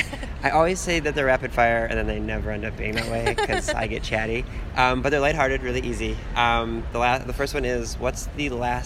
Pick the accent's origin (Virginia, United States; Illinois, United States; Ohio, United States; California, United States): Ohio, United States; Cleveland; I'm from Cleveland.